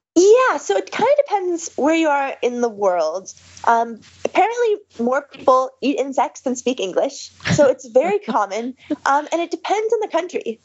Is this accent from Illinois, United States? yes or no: no; Seattle, Washington, United States; I'm from Seattle